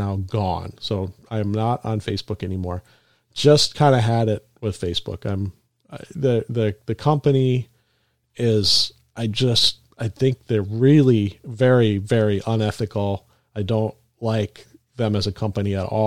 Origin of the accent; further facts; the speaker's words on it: Minnesota, United States; I'm from Minnesota, upper Midwest